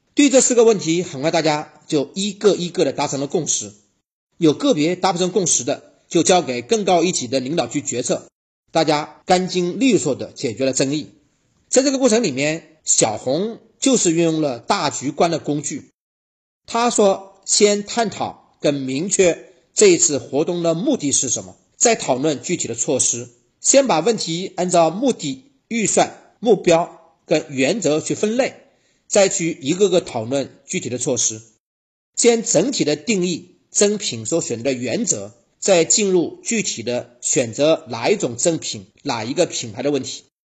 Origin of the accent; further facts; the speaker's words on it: China; 我们中国人